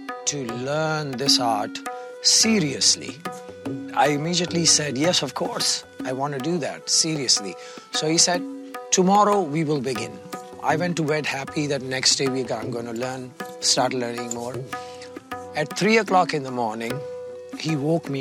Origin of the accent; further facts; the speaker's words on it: India; I am from India, representing the age-old tradition of North Indian classical music.